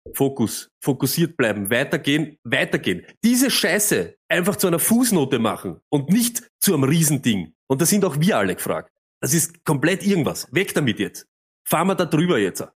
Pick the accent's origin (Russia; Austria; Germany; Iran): Austria; als Österreicher